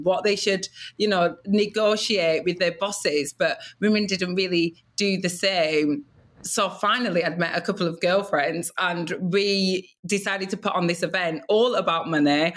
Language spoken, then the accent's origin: English; Blackburn, North West England, United Kingdom; I grew up in Blackburn, Lancashire, the northwest of England, and I grew up there with my Nigerian parents